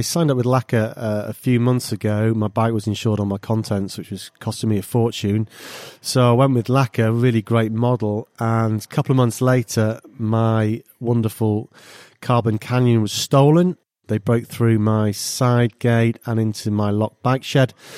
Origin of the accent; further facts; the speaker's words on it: Wales, United Kingdom; moved away as an adult; also born or lived in Italy; I was born in Wales